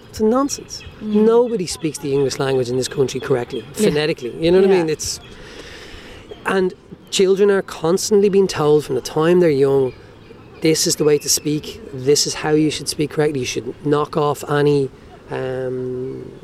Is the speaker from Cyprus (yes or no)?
no; Dublin, Leinster, Ireland; accent: working class Dublin